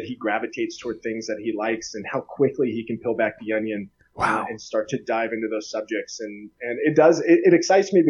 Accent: Soldotna, Alaska, United States; born or raised there; accent: Southern; moved away as an adult; also born or lived in Lafayette, Louisiana / Kenai, Alaska / Boise, Idaho

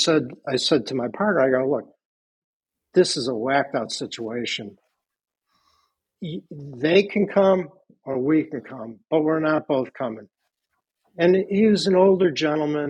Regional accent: Midwest, United States; now in Greenwich, United States; The two kids from the Midwest

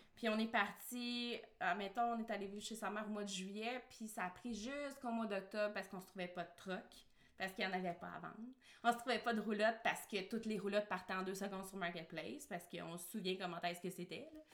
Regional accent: Quebec, Canada; also born or lived in San Diego, United States; je suis née au Québec

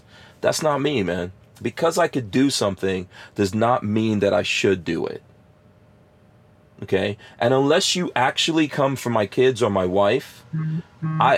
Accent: New York, United States; moved away as an adult; also born or lived in Florida; just like I was from New York

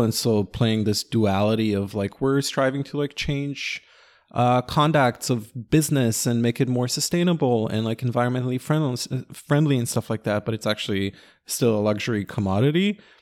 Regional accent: Ra'anana, Central District, Israel; also born or lived in Sunset Park, New York; now in New York, United States; Ranana, my hometown

